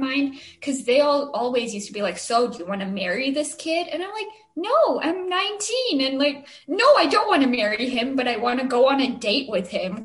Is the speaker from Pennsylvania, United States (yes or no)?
no; Chandler, Arizona, United States; we're from Chandler